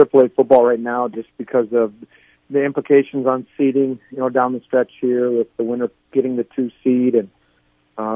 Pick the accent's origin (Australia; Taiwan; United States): United States; Chester, South Dakota; a small town kid growing up in Chester, South Dakota